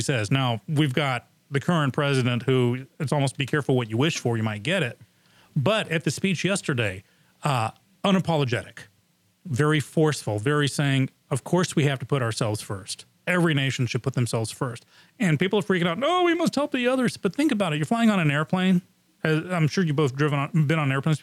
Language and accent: English; England, United Kingdom; now in United States; I grew up in England